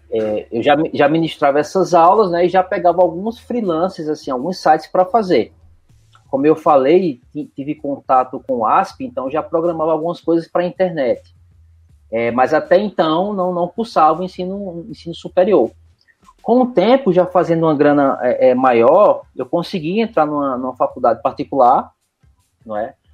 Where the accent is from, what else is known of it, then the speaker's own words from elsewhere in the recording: Recife, Pernambuco, Brazil; moved away as an adult; now in Curitiba, Brazil; Bom, eu sou de Recife, né? Tenho um sotaque curitibano. Eu sou, eu sou de Recife, mas meu coração é curitibano.